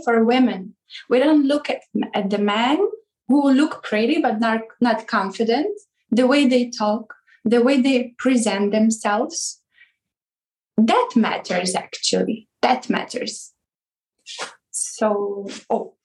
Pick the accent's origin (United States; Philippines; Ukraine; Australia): Ukraine; now in Hungary; from Ukraine originally, but I live in Hungary.